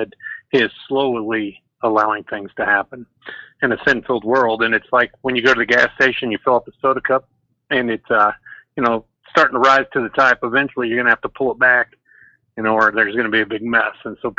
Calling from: Nebraska, United States

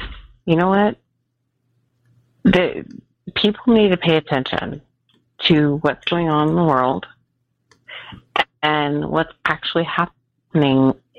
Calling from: Nevada, United States; I'm a charge nurse in the ER in Northern Nevada.

